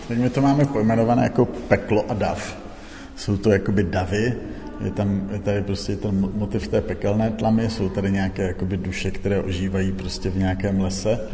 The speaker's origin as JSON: {"language": "Czech", "country": "Czechia", "tie": "born or raised there", "said": "vyrůstal jsem na vesnici"}